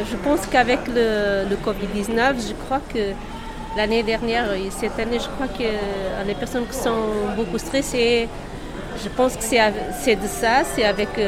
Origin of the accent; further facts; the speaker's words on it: Portugal; French is a second language; now in France; Non, arménienne non, je suis portugais.